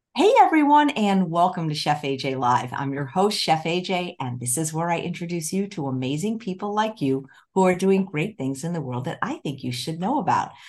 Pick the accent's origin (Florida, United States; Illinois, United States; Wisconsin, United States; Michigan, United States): Illinois, United States; Chicago; moved away; I grew up in Chicago